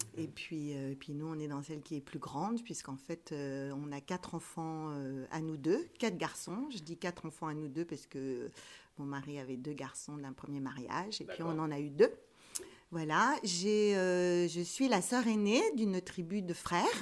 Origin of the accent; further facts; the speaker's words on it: Rambouillet, Île-de-France, France; je suis née à Rambouillet